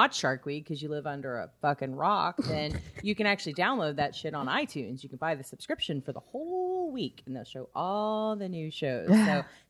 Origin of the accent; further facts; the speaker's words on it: Beaumont, Texas, United States; my hometown of Beaumont